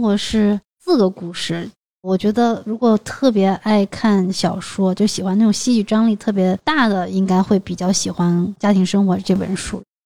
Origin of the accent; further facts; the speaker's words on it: China; 在我们中国人的这个习俗里面，结婚就是成家，买房啊，好像是一件必须要完成的事情